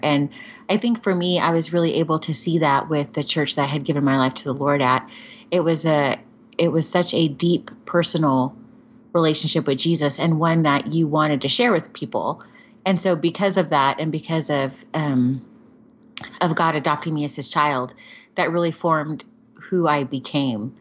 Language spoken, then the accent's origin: English; Covina, California, United States; I grew up in Southern California